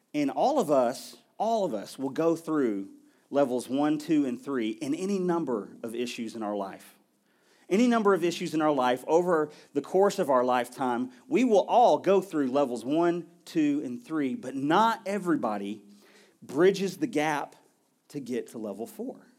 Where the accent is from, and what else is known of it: United States